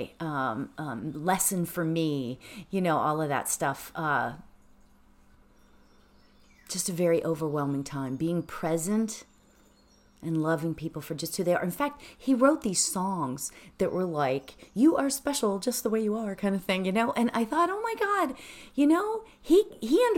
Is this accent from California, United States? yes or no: no; Pittsburgh, Pennsylvania, United States; now in Los Angeles, United States; I grew up in Pittsburgh